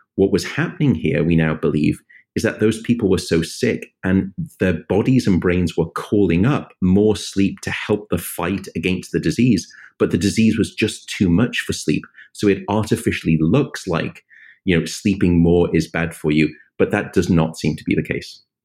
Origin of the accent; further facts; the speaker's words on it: United Kingdom; now in United States; my home country, the United Kingdom